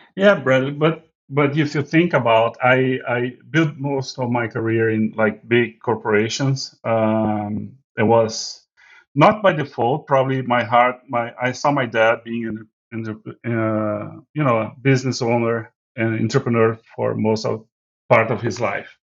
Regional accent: Rio Grande do Sul, Brazil; now in United States; Fogo de Chão actually started in my hometown

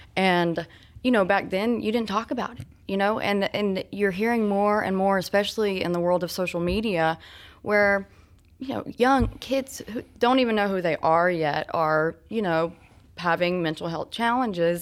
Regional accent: Georgia, United States; also born or lived in Florida; now in Lilburn, United States; I'm from Georgia originally. Uh, I moved here, though, from Florida about I guess, going on ten years ago.

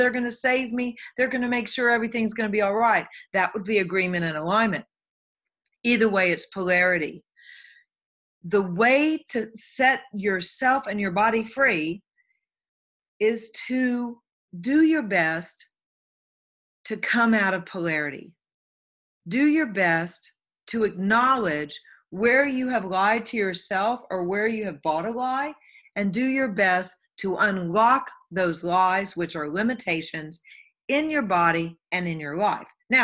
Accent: the Bible Belt, United States; I came from Bible Belt. You go to church or you're going to hell. This is all there is. When you die, you go down in the grave. You're boom, you're buried, and you rot. Now, mostly that was how I was raised

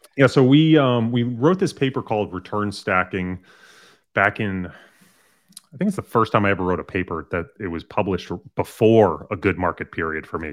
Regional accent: Massachusetts, United States; I grew up, um, in a small town in Massachusetts

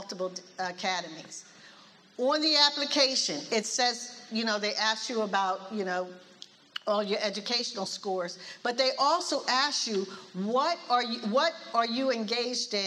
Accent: Philadelphia, Pennsylvania, United States; I'm from Philly

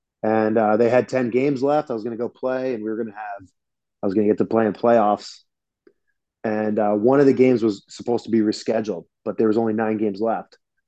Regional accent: Philadelphia, Pennsylvania, United States; moved away as an adult; also born or lived in Atlanta / New York City; I'm from Philly. It's only an hour and a half away.

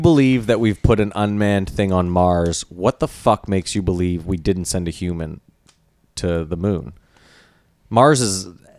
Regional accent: Canada; Hold on, we're Canadian.

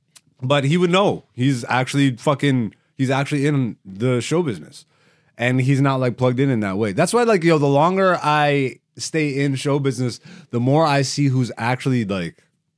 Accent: Canada; being a Canadian comedian, bro, like, I really should have just jumped ship years ago. When I moved to Toronto, I probably should have just moved straight to New York and bit that bullet.

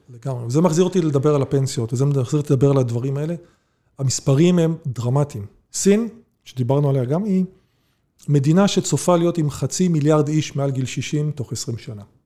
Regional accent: Israel; בתור יהודים, ישראלים

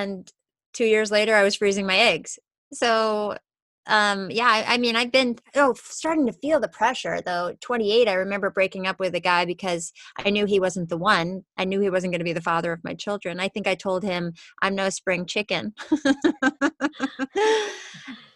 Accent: New York, United States; now in Los Angeles, United States; I grew up in New York and I live

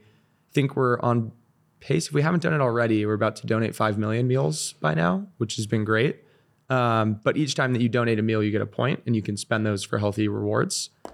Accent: Seal Beach, California, United States; moved away as an adult; also born or lived in Northeast US / San Francisco; I I grew up in Orange County, so I was in Seal Beach, super close

